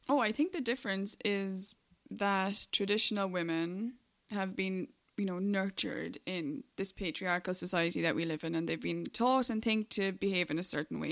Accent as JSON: {"language": "English", "country": "Ireland", "also_born_or_lived": "Dubai", "moved": "as an adult", "lives_now": "Los Angeles, United States", "said": "I'm the one with the accent. Uh, I'm Irish"}